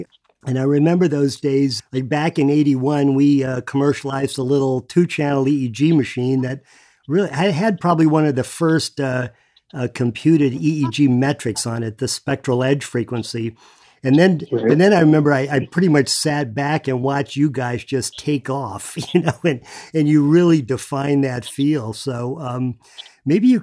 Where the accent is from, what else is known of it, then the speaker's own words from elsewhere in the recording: East Coast, just north of Miami, Florida, United States; I grew up on the East Coast, just north of Miami